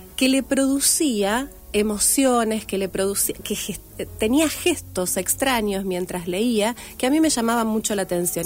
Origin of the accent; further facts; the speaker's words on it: Rafaela, Santa Fe, Argentina; moved away as an adult; also born or lived in Córdoba; now in Rosario, Argentina; Soy de Rafaela, nací en Rafaela, viví en varios lugares